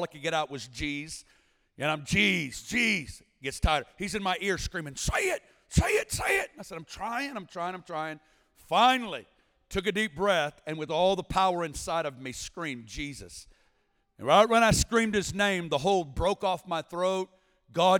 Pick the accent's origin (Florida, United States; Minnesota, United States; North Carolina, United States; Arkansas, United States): Arkansas, United States; Northwest; I'm originally from Northwest Arkansas.